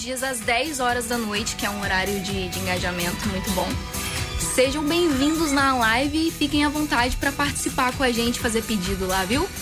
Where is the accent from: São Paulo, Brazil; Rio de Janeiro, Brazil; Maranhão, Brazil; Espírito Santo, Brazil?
Espírito Santo, Brazil; Guarapari; Sou de Guarapari, Espírito Santo.